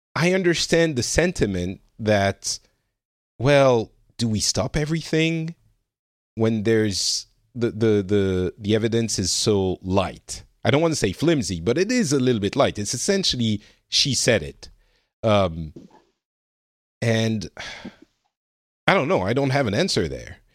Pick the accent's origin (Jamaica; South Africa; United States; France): France; I'm from France